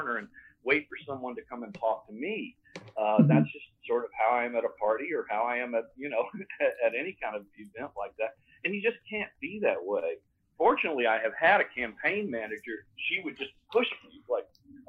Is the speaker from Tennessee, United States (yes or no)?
yes; Tennessee, United States; moved away; I've lived here for a long time. I grew up in Tennessee